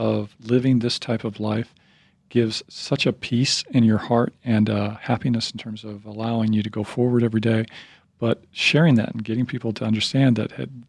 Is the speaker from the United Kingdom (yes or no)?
no; Kansas, United States; now in Idaho, United States; I'm from Kansas.